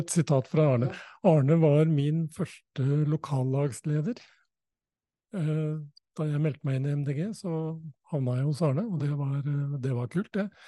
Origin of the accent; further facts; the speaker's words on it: Hadeland, Innlandet, Norway; jeg har vokst opp på Hadeland